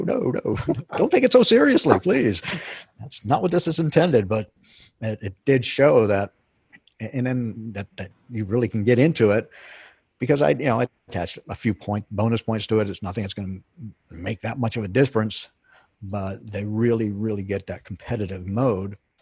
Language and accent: English; Pennsylvania, United States; moved away as an adult; I grew up in Pennsylvania